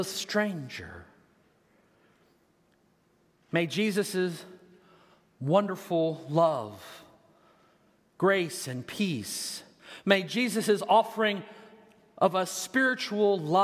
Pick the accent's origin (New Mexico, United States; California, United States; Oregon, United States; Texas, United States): Texas, United States; moved away as an adult; now in Des Moines, United States; I'm a Texan, all right? I'm from Texas, and you can hear it when I get mad.